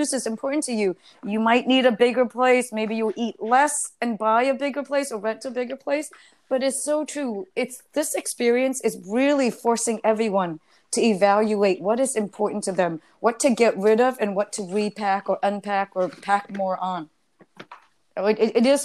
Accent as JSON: {"language": "English", "country": "United States", "also_born_or_lived": "Germany", "lives_now": "New York City, United States", "said": "I'm American through and through."}